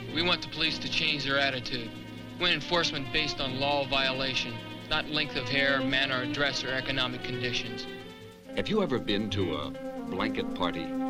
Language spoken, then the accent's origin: English; Northern California, United States; I grew up in Northern California, so I'm from that area. So I, I grew up in the '60s